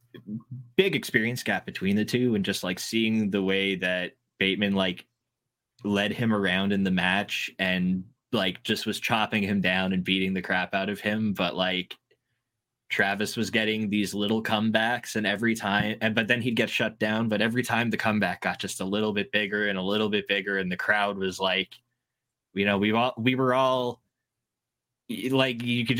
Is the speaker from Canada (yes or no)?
yes; Hamilton, Ontario, Canada; my hometown of Hamilton